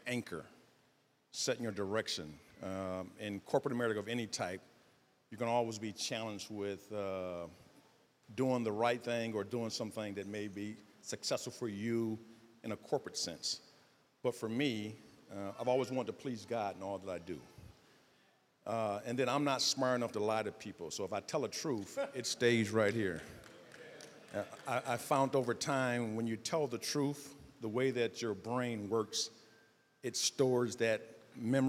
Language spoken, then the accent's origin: English; Detroit, Michigan, United States; I'm from Southwest Detroit. Detroit public school system.